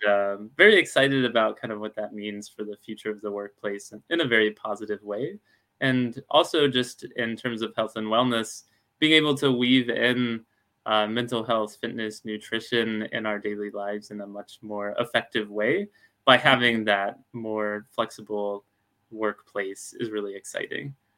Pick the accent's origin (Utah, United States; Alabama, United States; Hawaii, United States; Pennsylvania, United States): Alabama, United States; now in Seattle, United States; I'm from Alabama